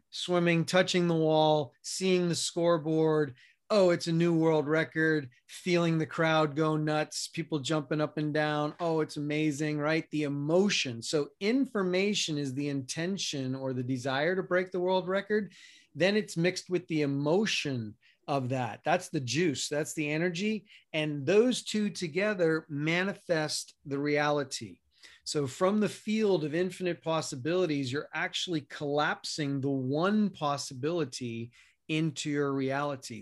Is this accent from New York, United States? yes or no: yes; New York City, New York, United States; moved away as an adult; also born or lived in Colorado; now in Arizona, United States; I grew up in New York City, spent the first eighteen years of my life there